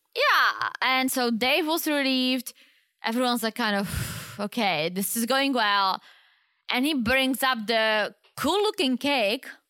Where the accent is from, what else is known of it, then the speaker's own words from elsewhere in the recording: Czechia; moved away; In my hometown